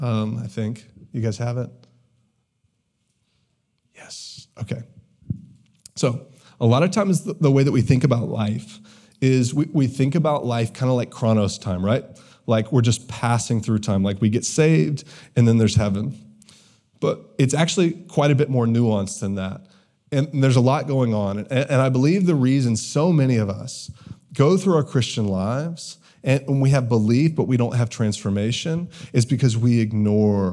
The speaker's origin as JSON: {"language": "English", "region": "the South", "country": "United States", "tie": "born or raised there", "said": "I grew up in the South."}